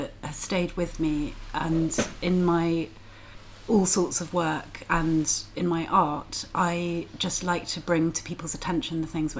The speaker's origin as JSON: {"language": "English", "town": "Yeovil", "region": "South West England", "country": "United Kingdom", "tie": "born or raised there", "said": "Near Yeovil."}